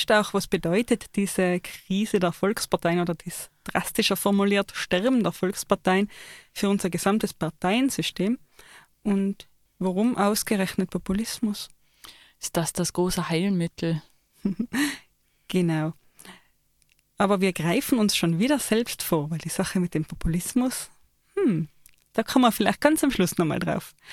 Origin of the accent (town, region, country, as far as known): Austria